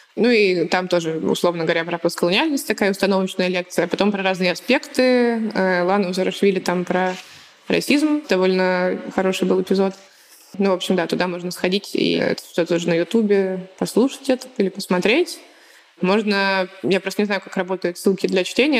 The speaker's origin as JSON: {"language": "Russian", "town": "Smolensk", "region": "Smolensk Oblast", "country": "Russia", "said": "я типа из Смоленска"}